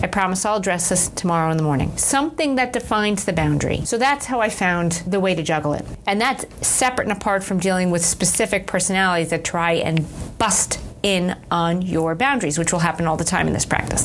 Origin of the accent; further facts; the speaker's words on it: Manhasset, New York, United States; I grew up in a town called Manhasset which okay. is in Nassau County